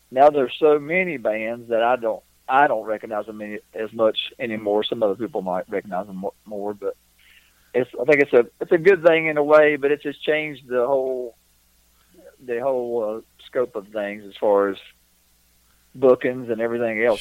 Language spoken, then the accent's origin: English; North Carolina, United States; back where I, where I grew up in North Carolina